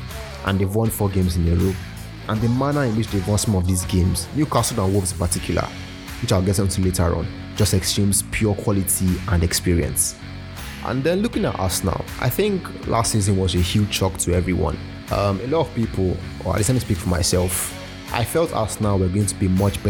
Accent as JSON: {"language": "English", "country": "Nigeria", "said": "I'm Nigerian"}